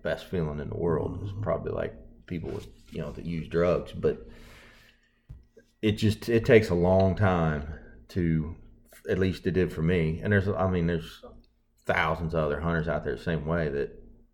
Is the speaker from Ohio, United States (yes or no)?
yes; Zanesville, Ohio, United States; moved away as an adult; now in Mississippi, United States; I grew up in Ohio, Zanesville, Ohio, which is. Probably an hour east of Columbus